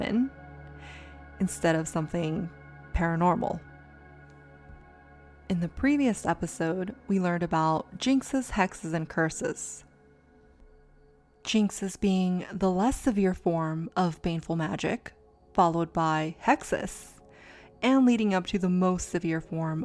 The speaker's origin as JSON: {"language": "English", "town": "San Diego", "region": "California", "country": "United States", "tie": "born or raised there", "moved": "yes", "said": "I got to go back to San Diego, my hometown."}